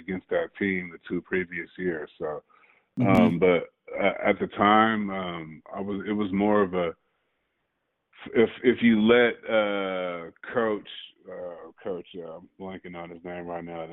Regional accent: San Diego, California, United States; also born or lived in Oakland, California / Seattle; I was born in Oakland, grew up in San Diego

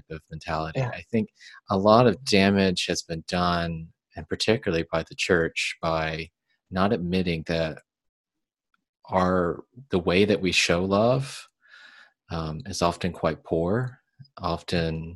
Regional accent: the South, United States; growing up in the South

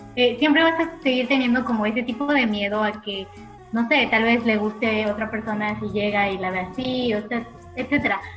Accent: Mexico; como realmente somos los mexicanos

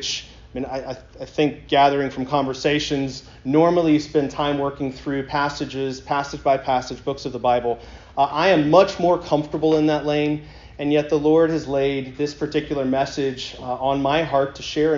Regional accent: Columbia, South Carolina, United States; I grew up in Columbia, South Carolina

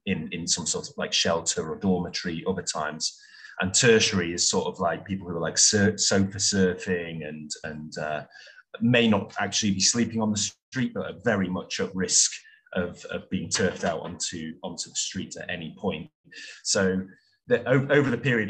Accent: Stockport, North West England, United Kingdom; moved away; also born or lived in Hanoi / Saigon / Prague / Adelaide; I originally hailed from South Manchester, Stockport

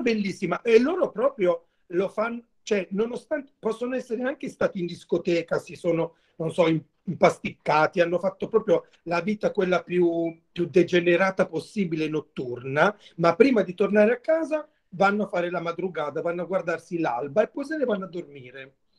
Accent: Mola di Bari, Apulia, Italy; il mio paese, il, da dove vengo io, che si chiama Mola di Bari, è un paese a sud di Bari

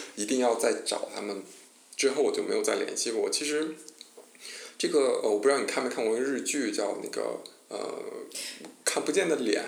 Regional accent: China; moved away; also born or lived in Japan; 我是中国人

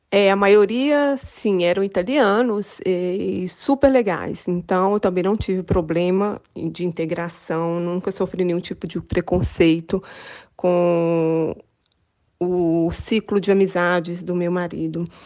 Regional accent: Brazil; moved away; é a minha experiência como brasileira aqui é positiva.

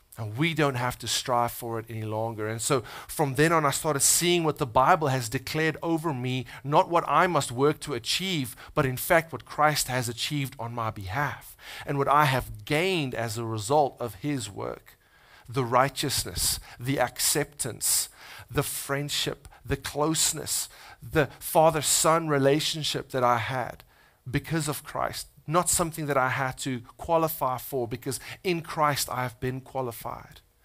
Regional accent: South Africa; moved away as an adult; now in United States; I'm from South Africa. Uh, I've been living in the States for almost three years.

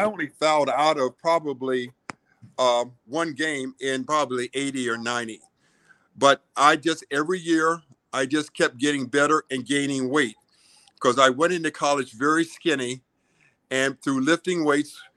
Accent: Washington, District of Columbia, United States; I grew up in Washington, D.C.

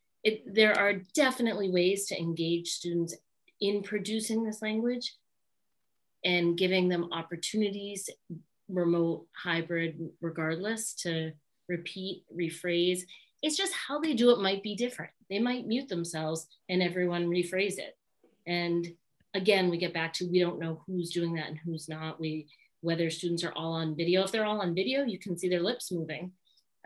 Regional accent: Boston, Massachusetts, United States; we're from Boston, we don't even say the R's

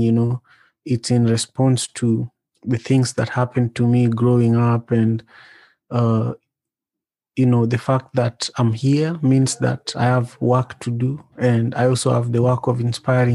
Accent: Kisumu, Kisumu County, Kenya; now in Seattle, United States; I was born and raised in Kisumu. Kisumu is the third largest city in Kenya

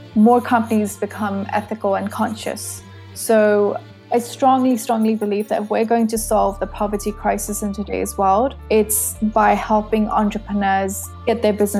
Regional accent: Surrey, South East England, United Kingdom; moved away as an adult; now in Kent, United Kingdom; I was born and raised in Surrey

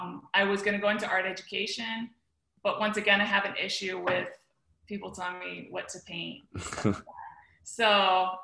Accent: the Florida Keys, United States; also born or lived in Miami, Florida; I was born in Miami, but I grew up in the Keys

